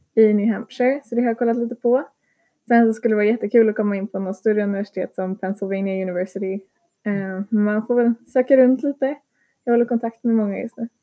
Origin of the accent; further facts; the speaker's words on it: Sweden; also born or lived in Lithuania; jag är en svensk elev